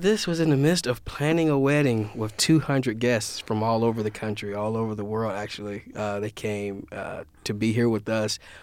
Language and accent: English; Louisiana-Mississippi border, United States; I'm from Louisiana, Mississippi border, so all of our parties are, all, uh, Creole, New Orleans, jazzy type of party.